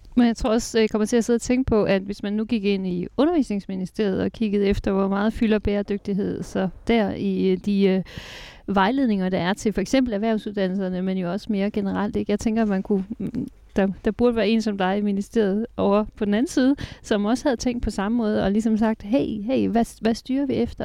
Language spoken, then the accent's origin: Danish; Jutland, Denmark; moved away; Jylland, hvor jeg kommer fra